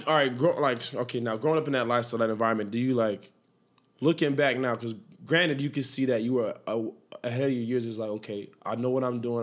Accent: Miami, Florida, United States; I'm from Dade County

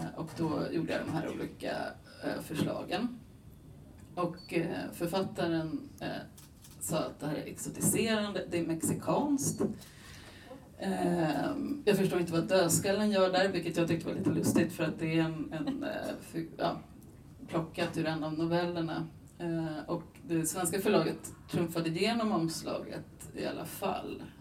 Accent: Buenos Aires, Argentina; moved away; jag är själv född i Buenos Aires, jag är halvargentinare

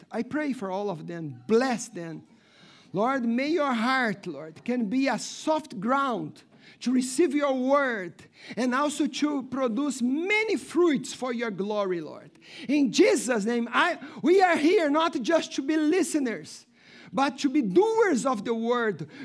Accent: Brazil; English is a second language; moved away as an adult; And since I came from Brazil, many things God has spoken to me.

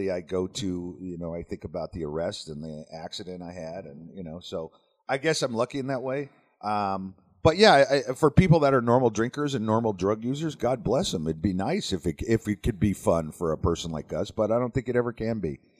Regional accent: Las Vegas, Nevada, United States; my brother and I grew up around Las Vegas.

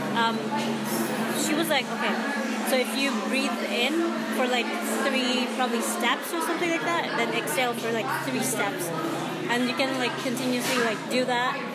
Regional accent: Bisaya, Visayas, Philippines; accent: Bisaya; first language Cebuano (Bisaya); English is a second language; now in Toronto, Canada; my mother tongue, um, Bisaya

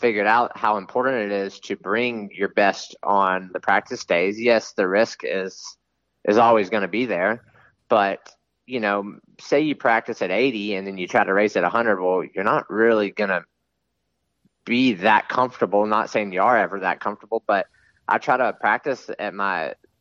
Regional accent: East Coast, United States; I grew up on the East Coast

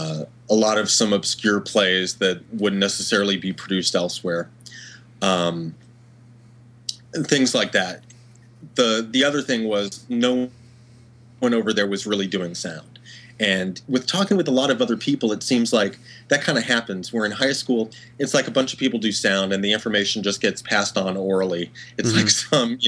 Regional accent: Dallas, Texas, United States; Growing up in Dallas, in high school

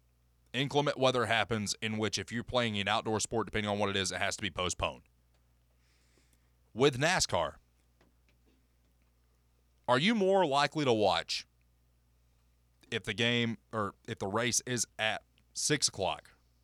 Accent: LaFollette, Tennessee, United States; I'm from La Follette.

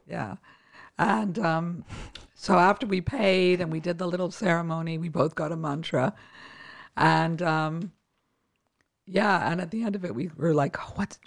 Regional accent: Winnipeg, Manitoba, Canada; moved away; I grew up in Winnipeg, Canada

